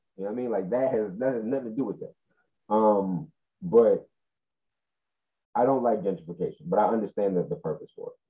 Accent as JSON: {"language": "English", "town": "Fort Greene", "region": "New York", "country": "United States", "tie": "born or raised there", "said": "I grew up in Fort Greene, and that, you know, downtown is not what it used to be."}